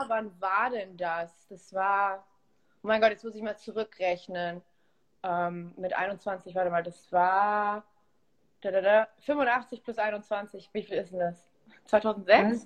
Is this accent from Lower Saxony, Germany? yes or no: no; Munich, Bavaria, Germany; moved away as an adult; also born or lived in Olsztyn, Poland / Tegernsee / Berlin; now in Los Angeles, United States; dann bin ich in Bayern aufgewachsen, zur Schule gegangen